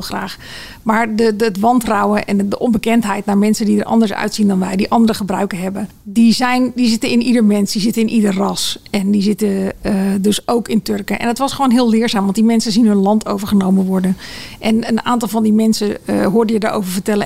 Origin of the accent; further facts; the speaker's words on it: Netherlands; wij Nederlanders